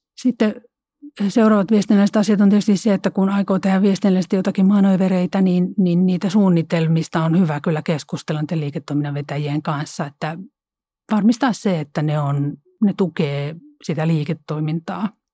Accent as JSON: {"language": "Finnish", "region": "Central Finland", "country": "Finland", "tie": "born or raised there", "said": "mä oon Keski-Suomesta kotoisin"}